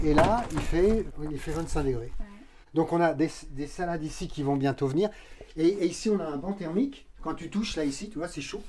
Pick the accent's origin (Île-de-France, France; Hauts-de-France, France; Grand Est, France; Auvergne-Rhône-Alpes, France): Île-de-France, France; Paris; moved away as an adult; on est parisien d'origine, euh, Paris 14e et 15e arrondissement